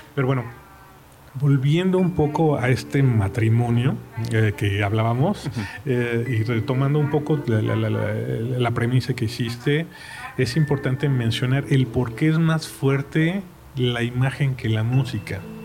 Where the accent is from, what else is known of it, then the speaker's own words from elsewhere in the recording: Mexico; como mexicano